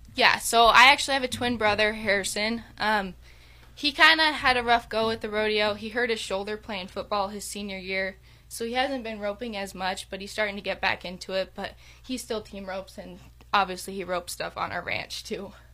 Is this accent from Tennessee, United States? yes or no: no; Veteran, Wyoming, United States; I'm from Veteran, Wyoming. I lived in Goshen County my entire life.